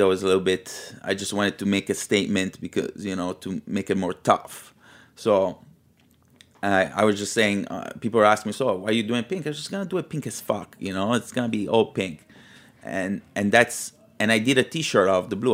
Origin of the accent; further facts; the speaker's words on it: Milan, Lombardy, Italy; also born or lived in Liguria; now in New York, United States; I was raised in Milano in the eighties